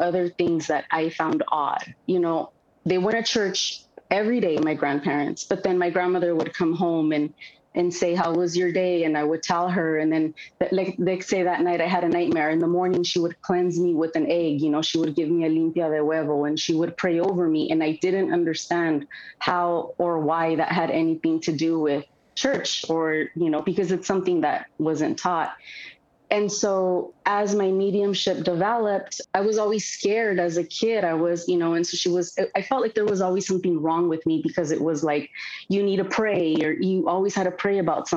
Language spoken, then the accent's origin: English; Oxnard, California, United States; moved away as an adult; also born or lived in Ventura, California; now in Los Angeles, United States; So I was born in Ventura, California, but I'm from Oxnard, which is an hour north from here, an hour north from Los Angeles